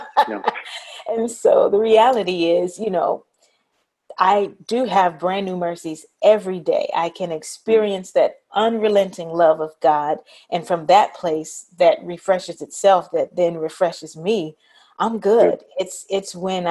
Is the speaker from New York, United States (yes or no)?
no; Memphis, Tennessee, United States; I grew up in Memphis